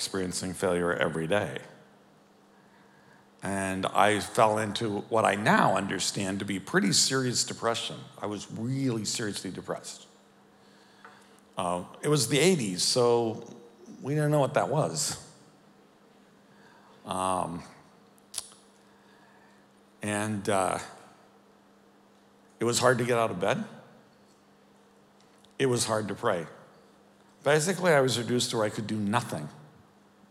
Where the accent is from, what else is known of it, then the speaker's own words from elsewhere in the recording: Chicago, Illinois, United States; we're from Chicago